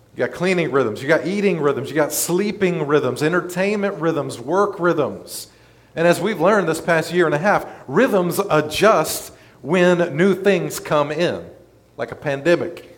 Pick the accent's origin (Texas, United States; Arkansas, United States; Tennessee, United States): Tennessee, United States; Memphis; moved away as an adult; also born or lived in North Mississippi; now in Olive Branch, United States; I was born and raised in Memphis, East Memphis, Germantown